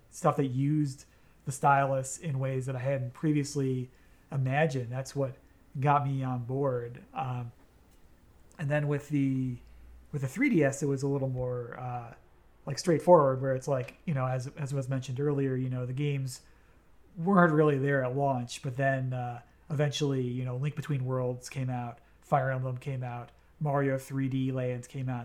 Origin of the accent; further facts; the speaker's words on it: United States; I'm an American